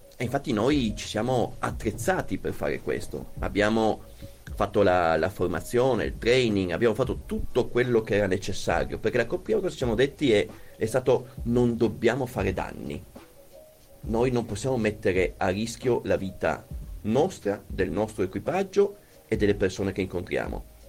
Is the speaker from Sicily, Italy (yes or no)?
no; Bologna, Emilia-Romagna, Italy; io vengo da Bologna